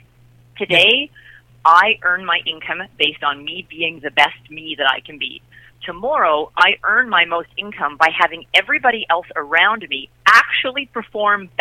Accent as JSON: {"language": "English", "country": "Canada", "said": "I'm Canadian"}